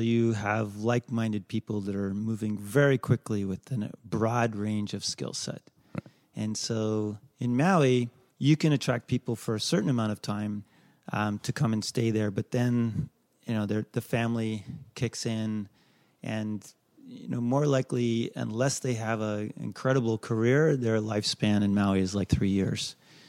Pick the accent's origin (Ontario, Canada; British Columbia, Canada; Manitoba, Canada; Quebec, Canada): British Columbia, Canada; West Vancouver; I grew up in West Van.